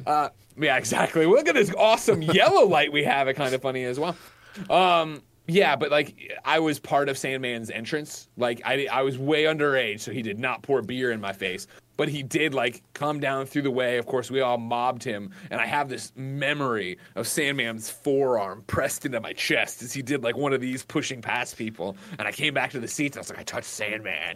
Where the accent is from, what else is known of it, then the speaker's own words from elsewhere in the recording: Chicago, Illinois, United States; I'm from Chicago